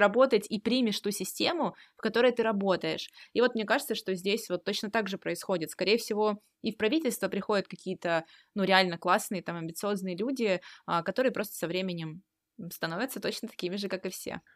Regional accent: Russia; мы с вами родились в России и живем здесь

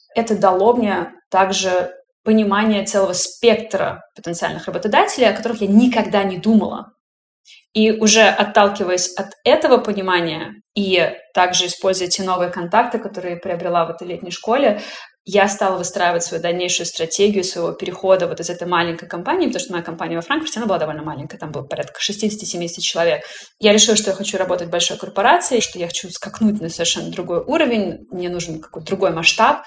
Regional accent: Russia; moved away as an adult; now in Germany; я женщина из России

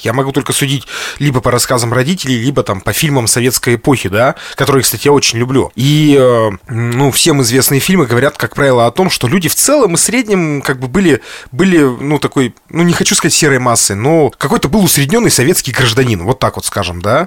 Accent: Lesnoy, Sverdlovsk Oblast, Russia; из моего родного города, из Лесного

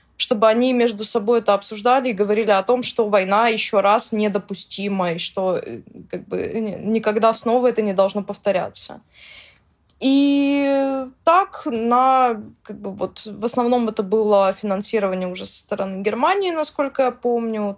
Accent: Russia; я россиянка, которая общается с украинцами

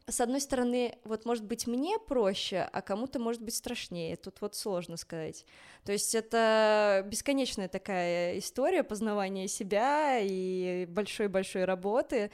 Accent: Minsk, Belarus; now in Moscow, Russia; я родилась э, в Минске, в Беларуси

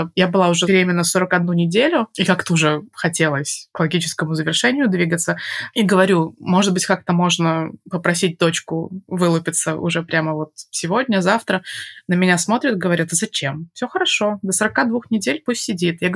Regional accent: Belarus; moved away as an adult; я переехала из Беларуси, когда мне было 25 лет

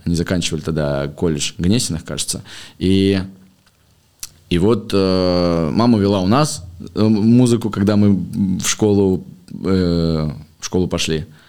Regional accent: Moscow, Russia; в 2005 году, мне было лет 10, мы переехали в Москву из Подмосковья. А, вот я учился в школе, закончил школу

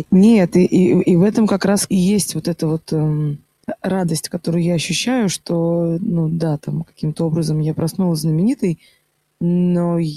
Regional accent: Moscow, Russia; И это нет такого, что вот я, я москвичка, и очень часто так, ну, что ты знаешь? Ну, ну, куда ты лезешь? Ну, ты же из Москвы.

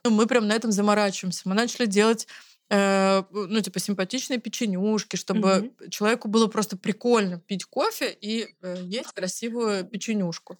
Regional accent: Zelenograd, Moscow, Russia; мы э, оба из Зеленограда, и там все друг друга знают

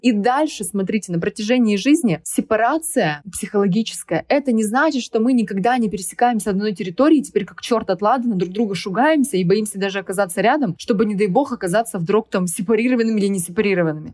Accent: Krasnoyarsk, Krasnoyarsk Krai, Russia; moved away as an adult; also born or lived in Moscow / Sochi; Я уехала из Красноярска, из своего родного города, уехала в Москву

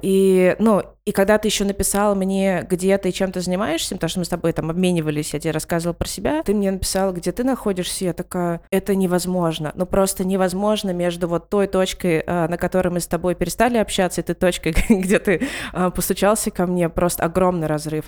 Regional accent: Ivanteevka, Moscow Oblast, Russia; мы выросли в Ивантеевке

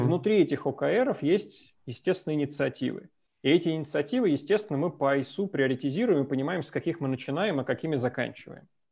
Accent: Moscow, Russia; moved away as an adult; now in Minsk, Belarus; я родился, вырос в Москве

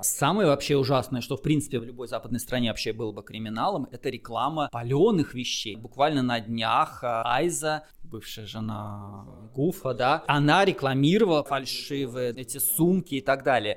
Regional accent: Russia; now in Germany; Мы живем вот с тобой в Германии, и мы оба из России родом.

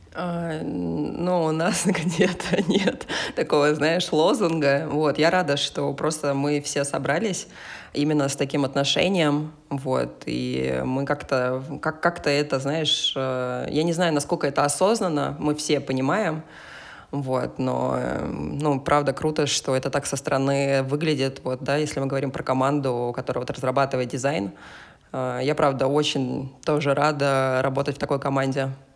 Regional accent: Kaliningrad, Kaliningrad Oblast, Russia; мой родной город э, Калининград

